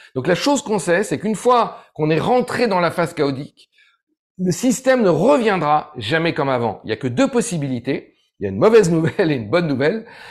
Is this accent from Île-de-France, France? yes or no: no; Ardèche, Auvergne-Rhône-Alpes, France; j'ai grandi en Ardèche